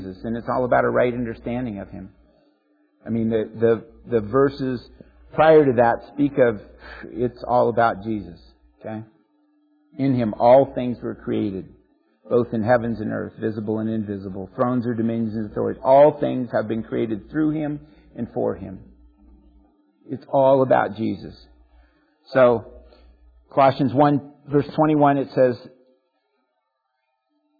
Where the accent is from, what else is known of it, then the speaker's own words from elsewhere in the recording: United States; growing up in America